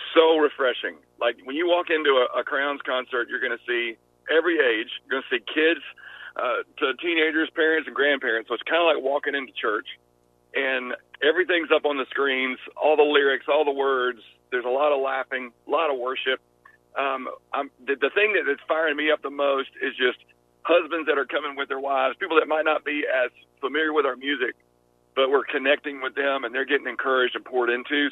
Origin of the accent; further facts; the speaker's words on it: Georgia, United States; accent: Southern; I'm I'm from Georgia, so Southern people